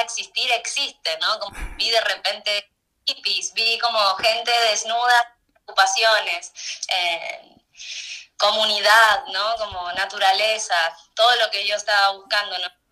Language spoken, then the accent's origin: Spanish; Mar del Plata, Buenos Aires Province, Argentina; moved away as an adult; cuando terminé la escuela me fui de mi ciudad natal, que es Mar del Plata, me fui, vine a Buenos Aires